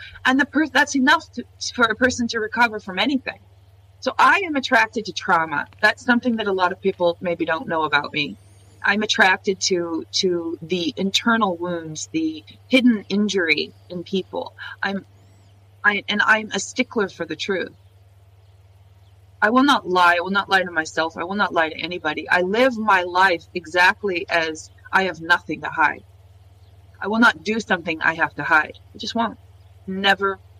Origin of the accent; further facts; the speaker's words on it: California, United States; also born or lived in Jordan; now in Finland; I'm from California.